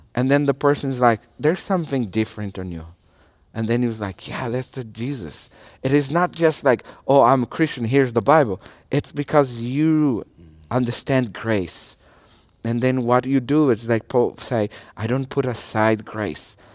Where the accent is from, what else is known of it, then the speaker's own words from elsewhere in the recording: Brazil; English is a second language; moved away; my nationality is a Brazilian. And I'm from Brazil